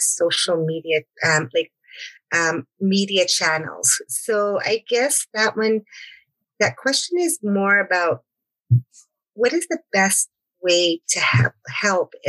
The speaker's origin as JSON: {"language": "English", "area": "Blood Tribe", "region": "Alberta", "country": "Canada", "said": "I am from the Blood Tribe"}